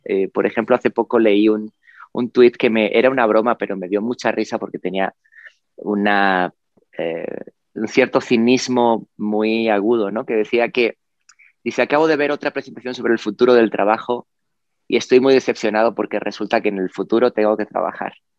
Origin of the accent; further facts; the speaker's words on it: Spain; en la ciudad en la que yo vivía, en la que viví, nací en España